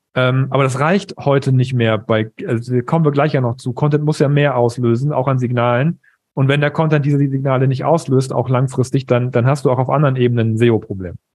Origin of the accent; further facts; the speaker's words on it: East Frisia, Lower Saxony, Germany; ich bin Ostfriese